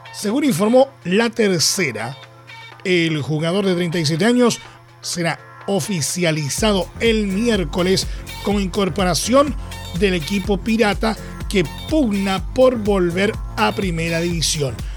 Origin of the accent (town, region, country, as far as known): Chile